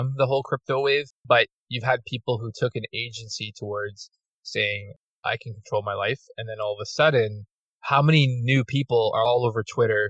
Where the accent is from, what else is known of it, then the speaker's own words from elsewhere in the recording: Toronto, Ontario, Canada; we're basically borderline outskirts of Toronto, at least where I'm from. And I was born in Toronto